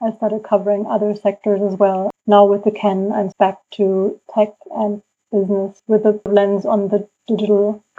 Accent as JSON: {"language": "English", "country": "Indonesia", "tie": "born or raised there", "also_born_or_lived": "Berlin, Germany", "moved": "yes", "said": "coming from Indonesia, you know, I was born in Indonesia"}